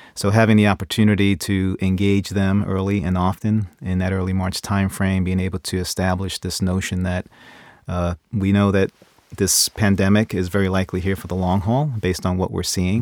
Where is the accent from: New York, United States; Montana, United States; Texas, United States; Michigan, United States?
New York, United States; New York City; moved away as an adult; now in Ohio, United States; growing up in New York City, uh, in the Bronx